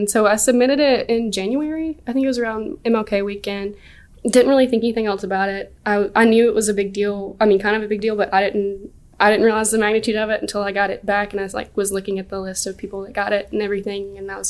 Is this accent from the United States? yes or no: yes; Sylacauga, Alabama, United States; Sylacauga, Alabama.